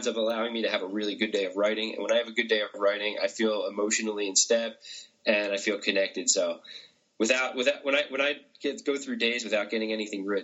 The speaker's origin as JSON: {"language": "English", "town": "Philadelphia", "region": "Pennsylvania", "country": "United States", "moved": "yes", "said": "I'm from Philadelphia originally, and in Philadelphia, that word is used probably 3 to 5 times per sentence"}